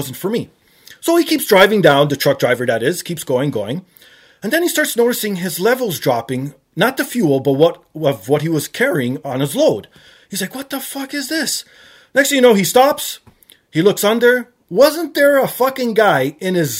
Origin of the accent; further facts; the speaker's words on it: Canada; I'm Canadian